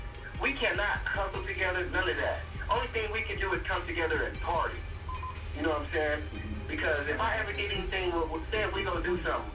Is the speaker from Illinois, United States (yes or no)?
yes; Chicago, Illinois, United States; I'm from Chicago.